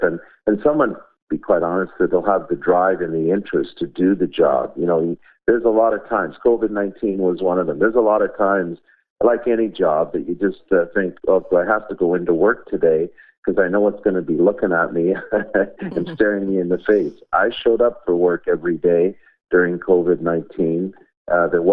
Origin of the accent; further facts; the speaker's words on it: Markham, Ontario, Canada; I grew up in Markham